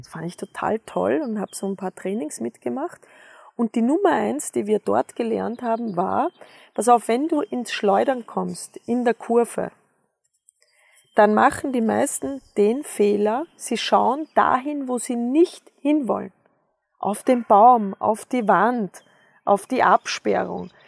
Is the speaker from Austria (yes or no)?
yes; Austria; ich bin ja am Bauernhof aufgewachsen in Österreich.